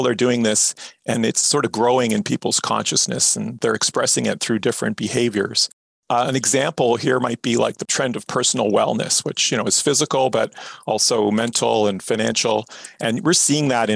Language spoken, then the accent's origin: English; Canada; we're typically Canadian